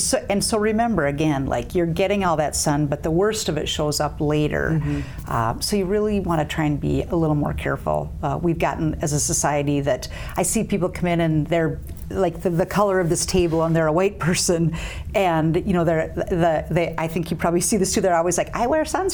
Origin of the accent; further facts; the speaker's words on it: western North Dakota, United States; moved away as an adult; also born or lived in Grand Forks, North Dakota; now in South Dakota, United States; I grew up on a cattle ranch in western North Dakota